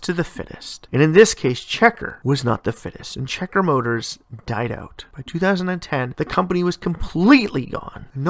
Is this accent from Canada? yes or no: yes; Canada; my home country of Canada